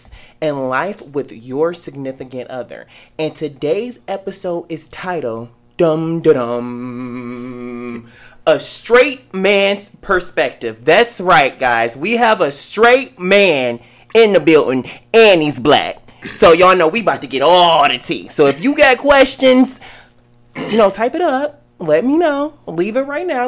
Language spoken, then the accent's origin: English; Cleveland, Ohio, United States; now in Atlanta, United States; I'm from Cleveland, Ohio.